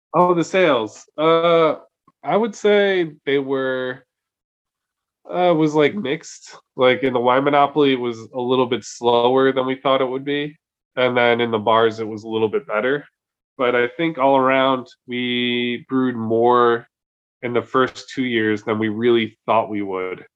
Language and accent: English; New Jersey, United States; now in Oslo, Norway; I'm from New Jersey.